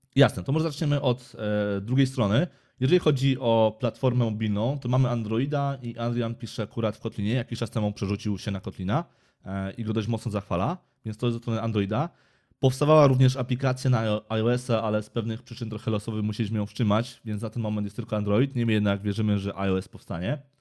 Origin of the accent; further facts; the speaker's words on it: Kraków, Lesser Poland, Poland; jestem tu z Krakowa